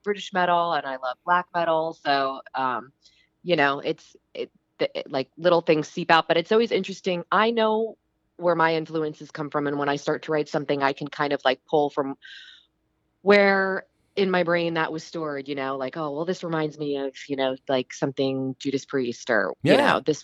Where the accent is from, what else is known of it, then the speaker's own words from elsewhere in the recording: East Coast, New Jersey and then Philadelphia area, United States; now in Los Angeles, United States; I'm originally from the East Coast